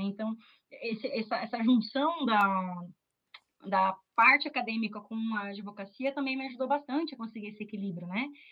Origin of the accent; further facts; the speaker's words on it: Curitiba, Paraná, Brazil; Eu sou de Curitiba